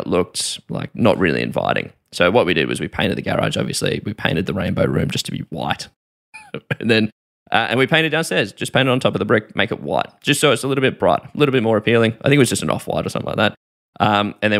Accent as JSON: {"language": "English", "town": "Melbourne", "region": "Victoria", "country": "Australia", "said": "I'm from Melbourne"}